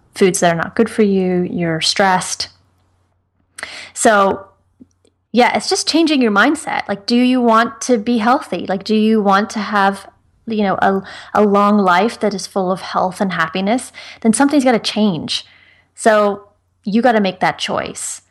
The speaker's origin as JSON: {"language": "English", "country": "Ireland", "said": "I'm from Ireland"}